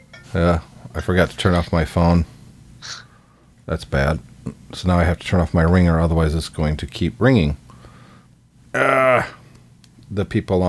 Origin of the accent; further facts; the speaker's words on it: Battle Creek, Michigan, United States; this is my hometown